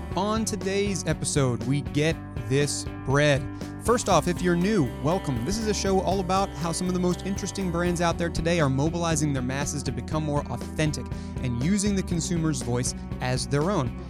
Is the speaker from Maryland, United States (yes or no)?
yes; Hunt Valley, Maryland, United States; my hometown of Hunt Valley, Maryland